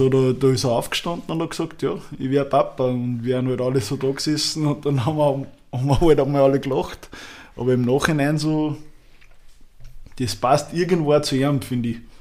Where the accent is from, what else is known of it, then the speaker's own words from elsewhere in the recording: Upper Austria, Austria; bei uns in Oberösterreich